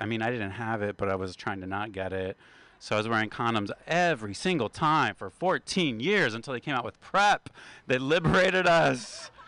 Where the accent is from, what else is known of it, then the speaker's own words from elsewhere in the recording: West Virginia, United States; I am from West Virginia, and we are the only state with two panhandles.